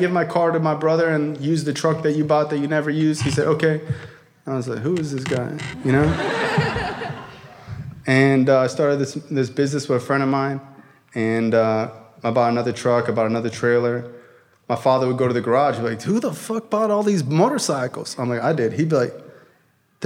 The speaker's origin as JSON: {"language": "English", "area": "Broward County", "region": "Florida", "country": "United States", "said": "I'm from Broward"}